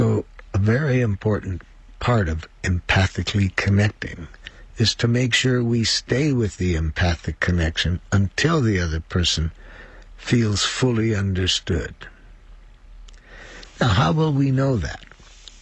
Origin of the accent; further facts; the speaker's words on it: United States; I'm from the United States